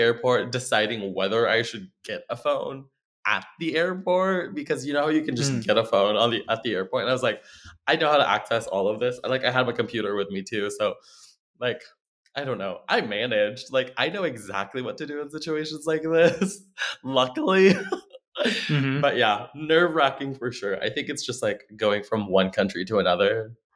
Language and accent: English; Philippines; moved away as an adult; now in Oklahoma, United States; I'm from the Philippines. I moved here in 2016, and I have been in Oklahoma um, since then.